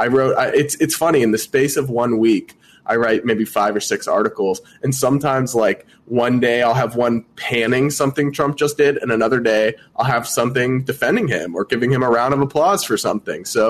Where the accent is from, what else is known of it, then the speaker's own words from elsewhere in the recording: New England, United States; also born or lived in Rhode Island / Massachusetts; I'm from New England. I've lived across the border between Rhode Island and Massachusetts most of my life.